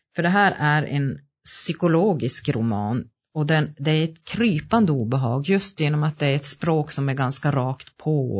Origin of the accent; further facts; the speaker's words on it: Gällivare, Norrbotten County, Sweden; also born or lived in Malmberget; jag är född och uppvuxen i Gällivare